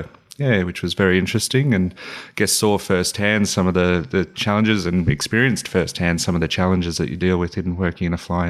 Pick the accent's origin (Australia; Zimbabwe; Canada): Australia; Cootamundra, New South Wales; also born or lived in Canberra; No, I'm actually from Canberra originally, though I grew up in country New South Wales in a town called Cootamundra